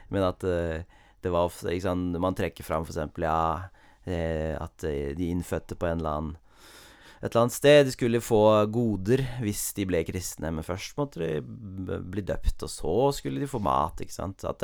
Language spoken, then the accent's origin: Norwegian; Cameroon; jeg har et lokalt, eller et eksempel fra der jeg vokste opp, i Kamerun i Vest-Afrika.